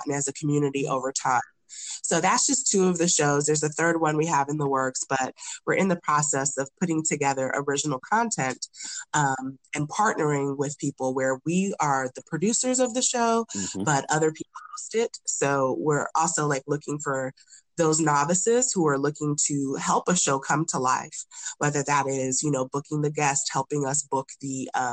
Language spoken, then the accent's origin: English; United States; also born or lived in Nigeria (ancestry); growing up as a first gen Nigerian